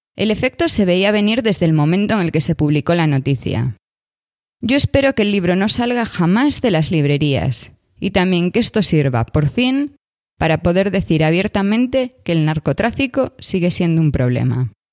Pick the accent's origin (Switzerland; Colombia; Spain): Spain; Vilagarcía de Arousa, Galicia; Soy de Vila García de Arousa.